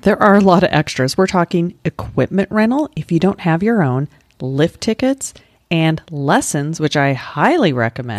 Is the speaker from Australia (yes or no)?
no; Colorado, United States; moved away as an adult; also born or lived in Utah; now in Florida, United States; my home state of Colorado or where I lived after college, which was in Utah